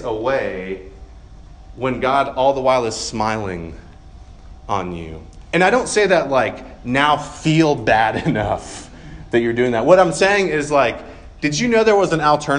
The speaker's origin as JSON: {"language": "English", "region": "Georgia", "country": "United States", "moved": "yes", "said": "I'm from Georgia, and from in the Deep South"}